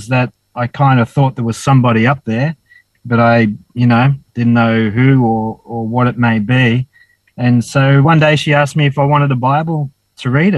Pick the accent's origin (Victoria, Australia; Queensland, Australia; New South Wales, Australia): New South Wales, Australia; Dapto; also born or lived in Wollongong; now in Cooktown, Australia; I was born in Wollongong Hospital and grew up in a little town called Dapto near Wollongong